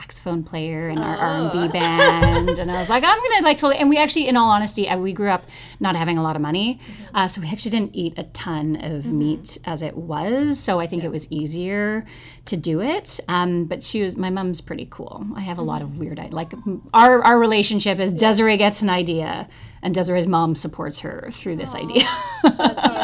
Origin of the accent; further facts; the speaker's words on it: Victoria, British Columbia, Canada; moved away; I grew up in Victoria